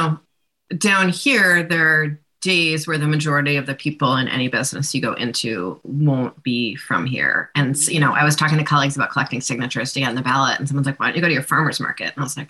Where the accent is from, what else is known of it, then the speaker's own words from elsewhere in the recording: New York, United States; now in Vermont, United States; I grew up in New York